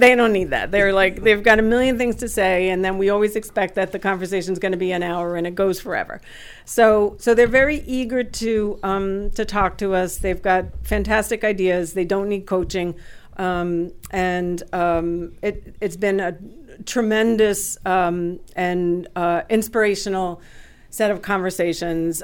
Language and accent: English; West New York, New Jersey, United States; I grew up in West New York, New Jersey, which is in Hudson County